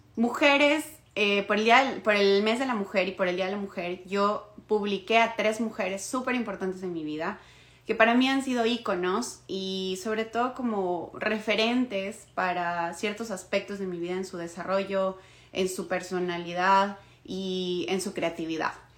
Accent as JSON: {"language": "Spanish", "country": "Ecuador", "moved": "yes", "lives_now": "Toronto, Canada", "said": "soy de Ecuador, vivo en Toronto en este momento"}